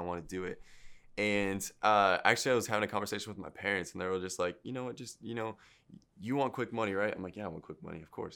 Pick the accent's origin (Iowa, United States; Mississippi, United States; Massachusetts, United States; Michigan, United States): Michigan, United States; Midland; moved away as an adult; now in Houston, United States; I was born there and then raised there until I was, uh, I think I moved here when I was nineteen